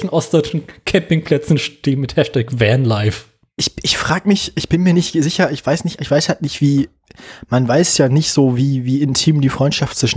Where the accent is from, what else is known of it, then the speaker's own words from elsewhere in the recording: Berlin, Germany; ich bin ja in Berlin aufgewachsen